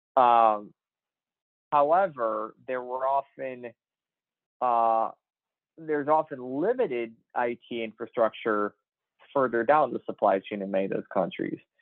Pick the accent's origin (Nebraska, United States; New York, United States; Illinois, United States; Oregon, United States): Illinois, United States; Chicago; I was one of the tallest kids in my grade growing up in the Chicago area